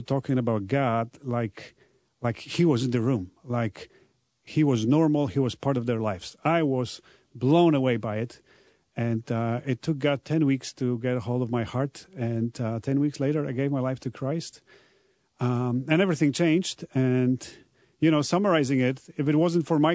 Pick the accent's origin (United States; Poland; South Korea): Poland; English is a second language; I am from Poland, so like pretty much everyone over there in the country, I was born into a Catholic family